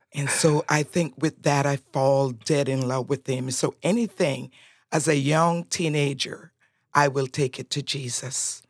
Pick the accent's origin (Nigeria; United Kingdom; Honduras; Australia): Honduras; Roatán, Bay Islands; first language Spanish; English is a second language; now in United States